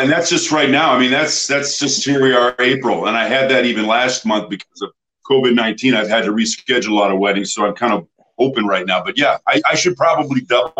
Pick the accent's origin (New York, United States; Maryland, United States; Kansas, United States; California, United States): California, United States; Temecula; I'm from the Southern California, Temecula area